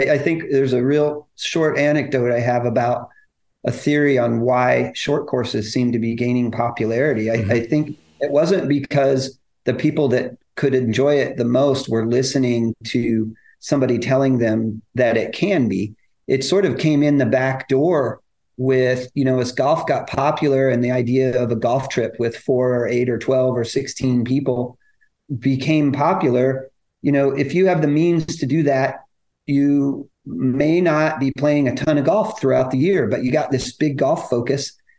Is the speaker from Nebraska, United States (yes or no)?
yes; McCook, Nebraska, United States; The nine-hole course that I grew up on in McCook, Nebraska does.